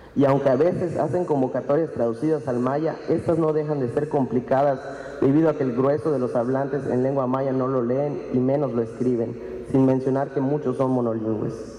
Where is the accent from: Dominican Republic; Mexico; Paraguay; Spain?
Mexico; Maya people, Yucatán